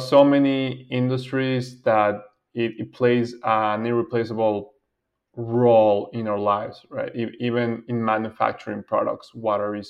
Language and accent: English; Venezuela; I am from Venezuela.